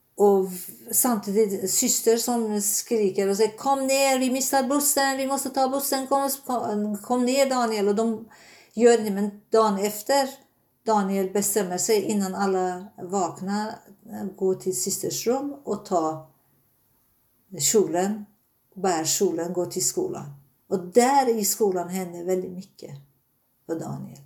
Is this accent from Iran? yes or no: yes; Tehran, Tehran Province, Iran; Swedish is a second language; moved away as an adult; now in Sweden; Jag är född i Iran, Teherans eh, huvudstad, men mina föräldrar är Azerbajdzjan, eh, azerbajdzjaner i Iran